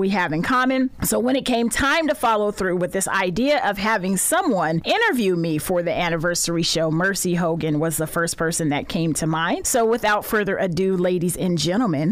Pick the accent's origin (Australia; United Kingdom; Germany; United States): United States; Sacramento, California; I was born and raised right here in Sacramento, went to Luther Burbank High School, very proud to be a native Sacramentan.